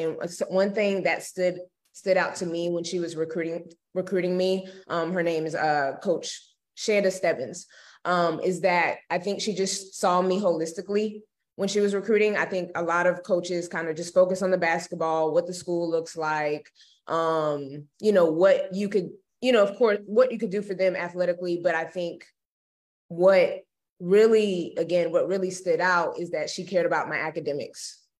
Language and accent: English; Jacksonville, Florida, United States; also born or lived in Gainesville, Florida; so I'm originally from Jacksonville, Florida. Yes. And so I pretty much was raised there majority of my life.